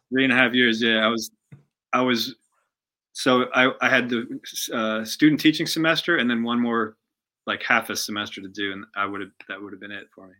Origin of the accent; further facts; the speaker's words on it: Pennsylvania, United States; now in Kentucky, United States; I grew up in Pennsylvania, about um, maybe like 40 minutes outside of Philly.